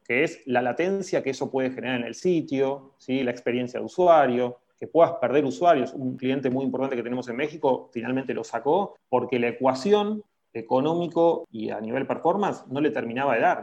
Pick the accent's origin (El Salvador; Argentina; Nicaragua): Argentina; Nosotros somos latinos, argentinos